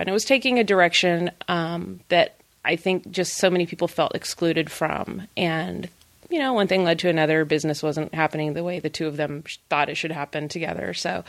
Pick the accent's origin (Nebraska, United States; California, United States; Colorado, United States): California, United States; I am a mom from California. I don't understand frozen water you can walk on.